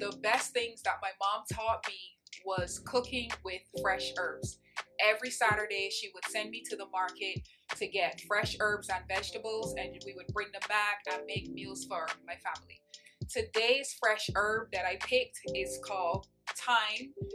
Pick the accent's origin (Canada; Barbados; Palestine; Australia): Barbados; moved away; Growing up in Barbados, um, that's where I'm from